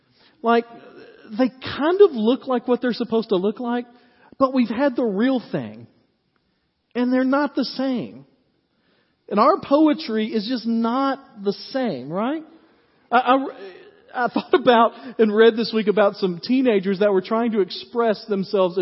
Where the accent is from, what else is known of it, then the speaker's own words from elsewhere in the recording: Dyersburg, Tennessee, United States; I grew up in Dyersburg, and I love the summers